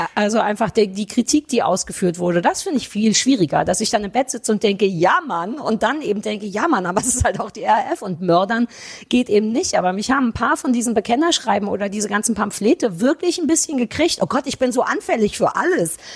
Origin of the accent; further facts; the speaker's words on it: East Germany, Germany; als Ossi.